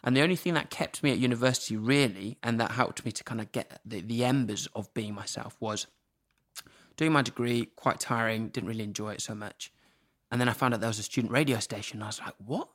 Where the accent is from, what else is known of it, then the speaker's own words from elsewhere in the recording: Norwich, East of England, United Kingdom; moved away as an adult; also born or lived in Zimbabwe; I've grown up in this village where there's no one around